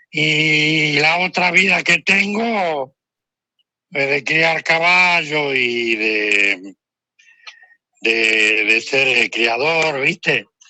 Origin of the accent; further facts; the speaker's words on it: Argentina; somos los argentinos